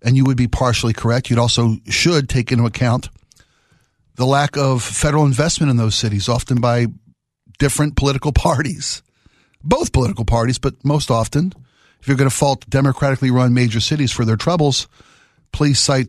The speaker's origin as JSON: {"language": "English", "town": "Baltimore", "region": "Maryland", "country": "United States", "tie": "born or raised there", "moved": "yes", "said": "my hometown of Baltimore"}